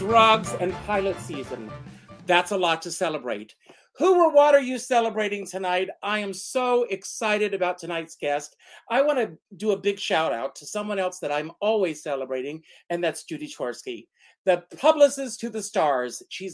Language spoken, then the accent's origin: English; South Carolina, United States; moved away; also born or lived in New York; I growing up in South Carolina, coming to New York